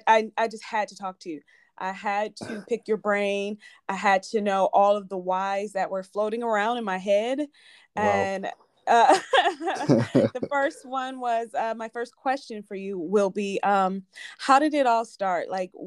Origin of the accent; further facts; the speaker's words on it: Cleveland, Ohio, United States; I grew up in Cleveland, Ohio